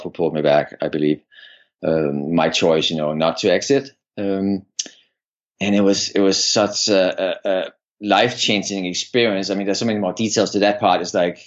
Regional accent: Copenhagen, Capital Region of Denmark, Denmark; moved away as an adult; I'm from Denmark, and I grew up in Denmark, Copenhagen, and I lived the first 25 years of my life in Denmark

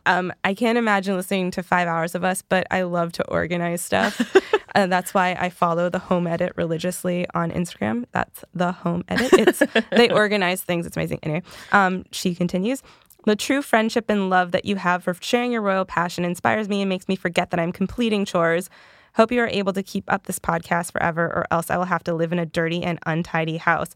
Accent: the Carolinas, United States; I'm from the Carolinas

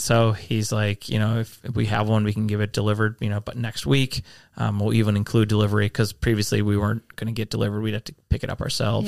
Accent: Midwest, United States; I definitely identify that as a Midwesterner

